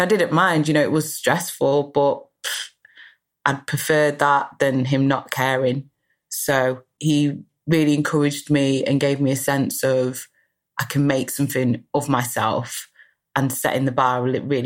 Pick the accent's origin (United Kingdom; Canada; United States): United Kingdom; also born or lived in Guyana (ancestry) / Manchester; I'm British